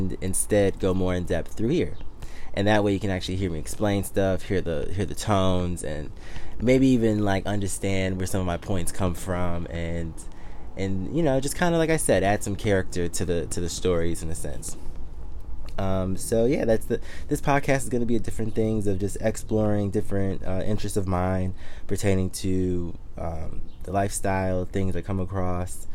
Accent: Detroit, Michigan, United States; also born or lived in Miami / Washington, D.C. / Harlem, New York; now in New York, United States; I'm originally from Detroit, Michigan. So that's born and raised.

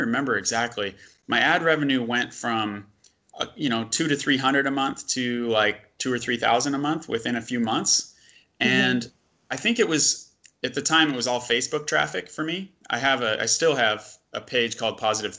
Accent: United States; we're both American

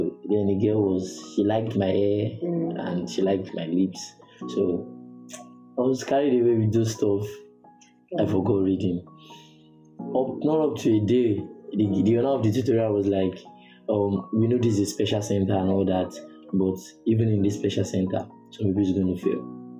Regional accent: Ogun State, Nigeria; now in Ikorodu, Nigeria; Ogun State.

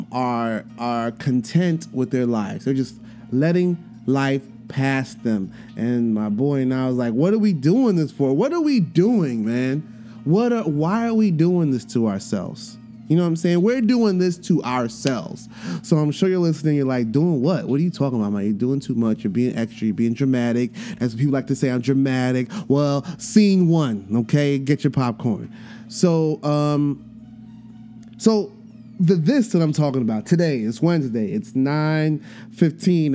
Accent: New York City, New York, United States; I grew up in Brooklyn, you know what I'm saying? Before gentrification, I grew up in the projects

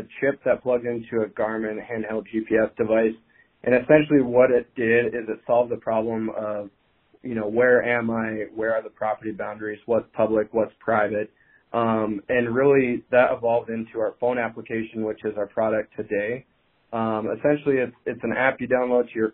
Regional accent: eastern Montana, United States; I was born and raised in Montana, but in eastern Montana

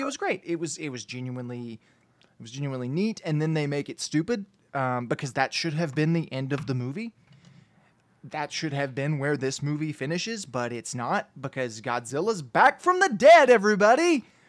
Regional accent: United States; as an American, as a white American man

